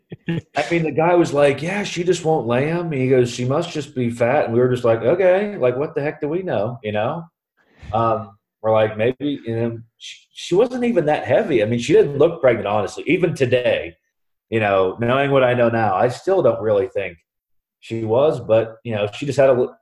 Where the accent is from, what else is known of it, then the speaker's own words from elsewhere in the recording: Columbus, Ohio, United States; now in Mount Vernon, United States; I'm originally from Columbus, Ohio, and I now live in Mount Vernon, Ohio, with my wife Katie. Um, originally, we you know we both actually grew up in Columbus.